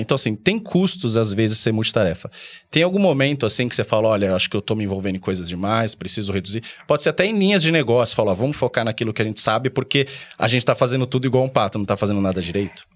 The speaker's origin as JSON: {"language": "Portuguese", "region": "São Paulo", "country": "Brazil", "tie": "born or raised there", "said": "eu vim lá da Zona Leste de São Paulo, lá perto de Arthur Alvim, Patriarca."}